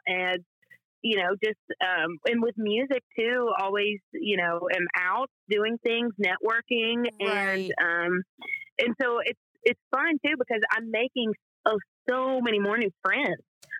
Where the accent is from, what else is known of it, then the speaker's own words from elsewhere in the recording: Atoka, Tennessee, United States; moved away as an adult; now in Nashville, United States; So, well, I say I'm from Memphis just because nobody knows Atoka. you know, I was 45 minutes out of that city in like a little town with one Kroger and a movie theater with a broken sign. I graduated with 50 in my high school class. We were a very small town.